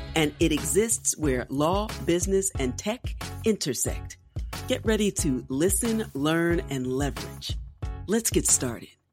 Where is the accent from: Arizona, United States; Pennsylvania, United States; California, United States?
Pennsylvania, United States; Philadelphia; my hometown of Philadelphia